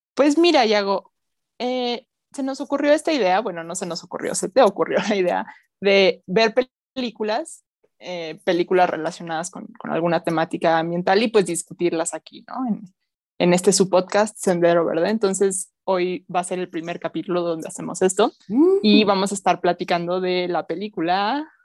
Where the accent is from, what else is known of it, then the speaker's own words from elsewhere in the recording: Mexico; nosotros como mexicanos